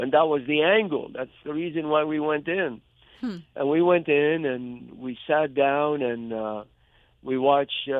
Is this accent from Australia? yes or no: no; Mosul, Nineveh, Iraq; moved away as an adult; also born or lived in Baghdad, Iraq / Lebanon; now in Berrien Springs, United States; I grew up in the biblical city of Nineveh, which is called Mosul today